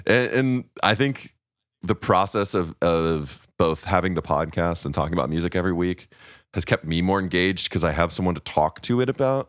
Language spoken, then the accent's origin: English; Missouri, United States; growing up in Missouri